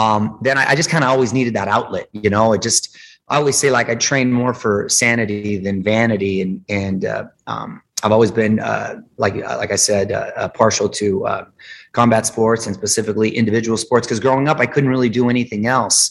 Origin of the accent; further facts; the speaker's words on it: Chula Vista, California, United States; I grew up in Chula Vista, which is the border town to Tijuana